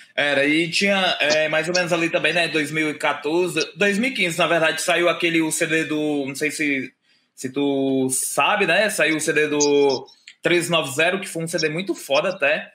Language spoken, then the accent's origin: Portuguese; Fortaleza, Ceará, Brazil; eu também sou daqui de Fortaleza, a gente é de Fortaleza